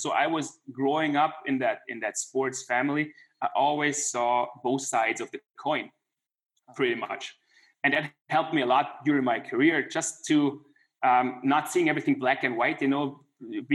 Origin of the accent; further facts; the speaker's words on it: Klagenfurt, Carinthia, Austria; It's my hometown. That's where I grew up.